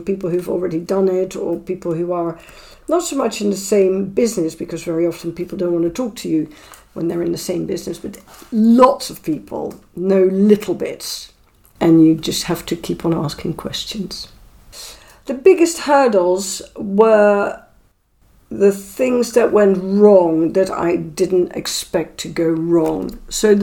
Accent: Netherlands; moved away as an adult; now in London, United Kingdom; I was born in Holland and I lived in Holland until I was 27

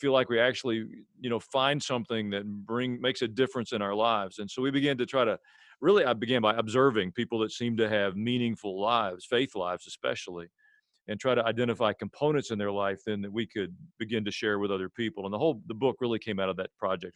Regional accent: Murfreesboro, Tennessee, United States; also born or lived in Jerusalem, Israel; I'm a pastor from Murfreesboro, Tennessee.

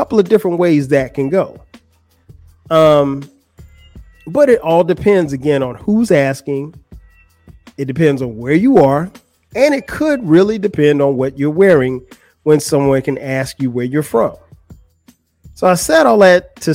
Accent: Florence, South Carolina, United States; moved away as an adult; now in Atlanta, United States; I'm from Florence, South Carolina. That's where I'm from. That's where I went to school.

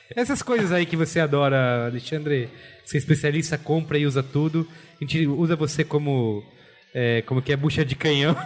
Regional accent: Brazil

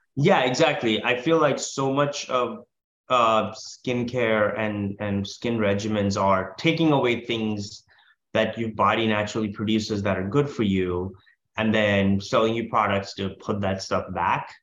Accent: India; now in United States; I'm originally from India where we don't we call cookies biscuits

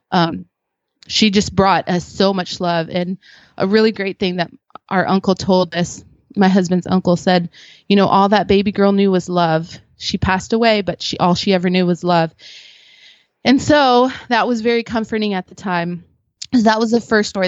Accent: Philippines; now in United States; I was born in the Philippines

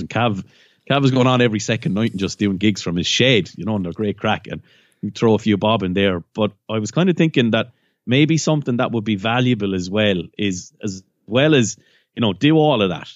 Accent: County Waterford, Munster, Ireland; I'm from County Waterford

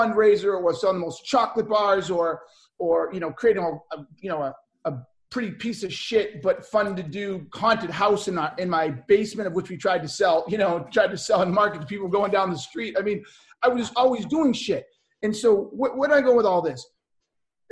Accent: Boston, Massachusetts, United States; I grew up in Boston. It's the best way to put it. Kind of bounced all over.

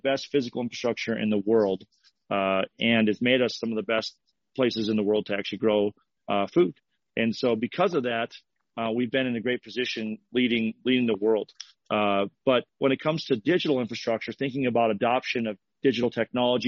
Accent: Fargo, North Dakota, United States; I'm from Fargo, North Dakota.

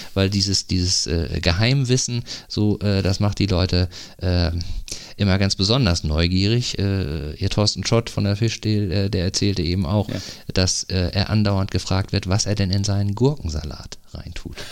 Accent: North Rhine-Westphalia, Germany; now in Eckernförde, Germany; ich komme ja aus Nordrhein-Westfalen ursprünglich

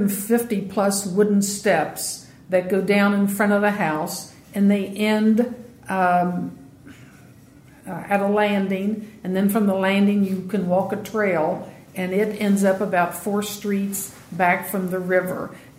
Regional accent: Ripley, Ohio, United States; I grew up in Ripley

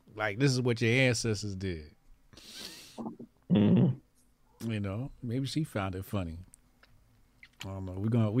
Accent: Newark, New Jersey, United States; I'm from Newark.

